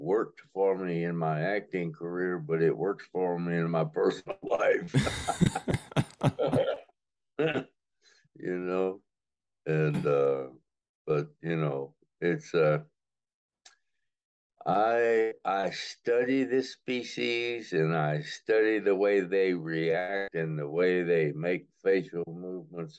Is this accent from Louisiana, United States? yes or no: yes; Alexandria, Louisiana, United States; moved away as an adult; also born or lived in Berea, Kentucky; I was born in Alexandria at Baptist Hospital on the Red River. And I went to Bolton High School